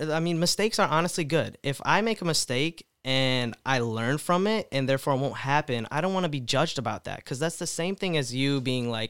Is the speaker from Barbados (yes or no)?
no; India; I mean, you're Indian. I mean, I'm Indian. How's that offensive?